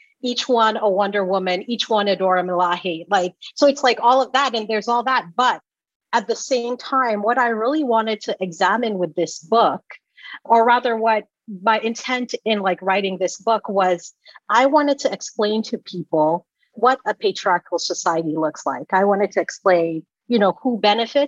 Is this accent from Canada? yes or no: no; Sierra Leone; moved away; also born or lived in Georgia, United States; When I was growing up in Sierra Leone, like my dad was an avid reader